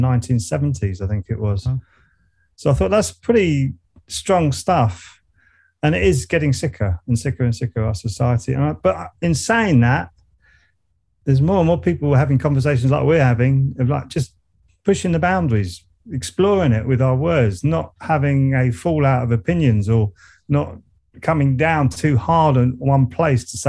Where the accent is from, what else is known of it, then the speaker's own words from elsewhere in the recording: Surrey, South East England, United Kingdom; accent: Surrey; I kept my Surrey accent